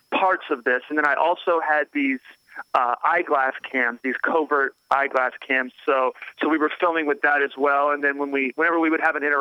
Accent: Raleigh, North Carolina, United States; I'm from Raleigh, North Carolina

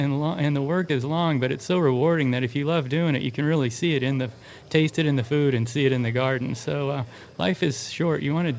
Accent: Kansas City, United States; also born or lived in Santa Barbara, California; now in Carmel Valley, United States; I'm from Kansas City.

